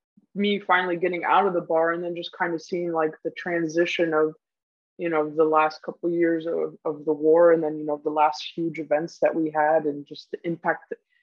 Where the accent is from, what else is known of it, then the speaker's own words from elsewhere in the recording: Guam; also born or lived in Germany; Originally, I'm from Germany, but I spent most of my life in Guam.